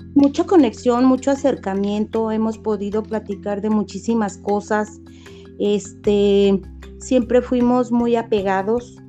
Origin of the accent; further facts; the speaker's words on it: Guadalajara, Jalisco, Mexico; also born or lived in San Francisco del Rincón, Guanajuato; mis papás se vinieron a Guadalajara entonces toda mi vida he vivido aquí en Guadalajara